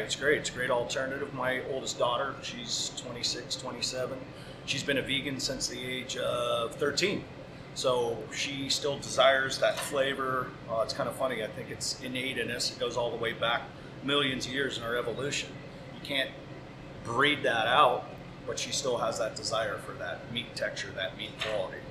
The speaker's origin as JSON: {"language": "English", "town": "Pacifica", "region": "California", "country": "United States", "tie": "born or raised there", "also_born_or_lived": "San Francisco, California", "said": "the local butcher shop in my hometown of Pacifica, California"}